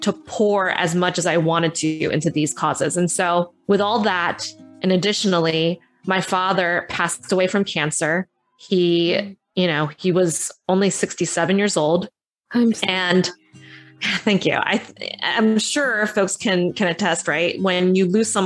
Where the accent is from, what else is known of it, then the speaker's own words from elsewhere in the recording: Southern New Jersey, United States; also born or lived in Philadelphia; I was born in Philadelphia, but grew up in Southern New Jersey.